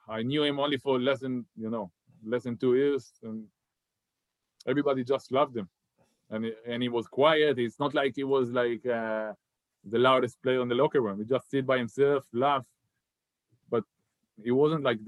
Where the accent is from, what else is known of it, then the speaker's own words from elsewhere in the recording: Haifa, Haifa District, Israel; moved away as an adult; I grew up on my hometown and I was a big fan of Maccabi Haifa